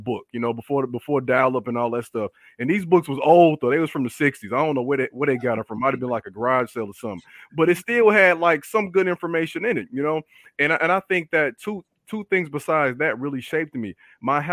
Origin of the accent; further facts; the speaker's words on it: Chicago, Illinois, United States; I grew up on the South Side, born in the late 80s and the 90s